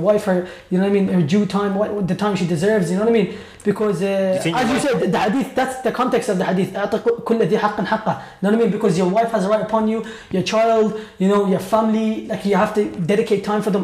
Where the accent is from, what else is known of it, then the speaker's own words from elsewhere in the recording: Iraq; moved away; I'm from Iraq originally